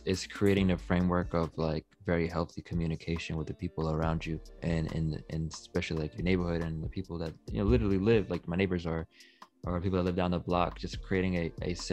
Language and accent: English; New York City, New York, United States; I'm from Queens